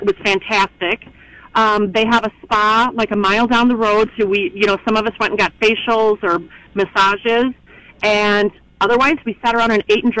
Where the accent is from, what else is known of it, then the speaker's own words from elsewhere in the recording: Las Vegas, Nevada, United States; We're from Las Vegas